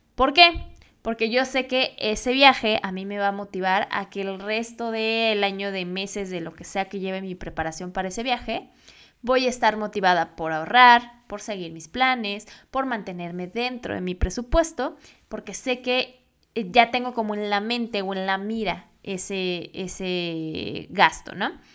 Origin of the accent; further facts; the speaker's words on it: Mexico; yo estoy actualmente en México